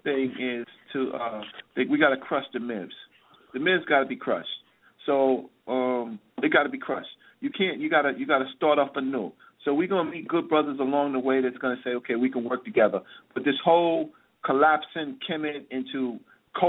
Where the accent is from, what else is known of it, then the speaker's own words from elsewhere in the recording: Newport News, Virginia, United States; I come from Virginia, man. I'm from Newport News, Virginia